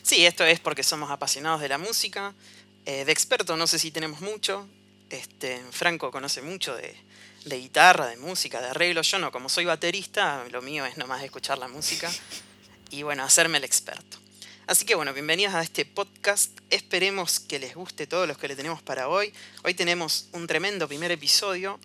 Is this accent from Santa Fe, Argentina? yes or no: yes; Rosario, Santa Fe, Argentina; Nosotros somos de Argentina, no sé si lo dijimos, de Rosario